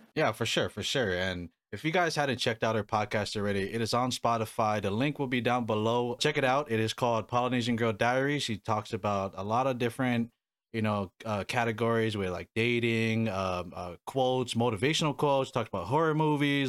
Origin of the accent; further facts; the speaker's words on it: Hawaii, United States; now in Arizona, United States; I was born and raised in Hawaii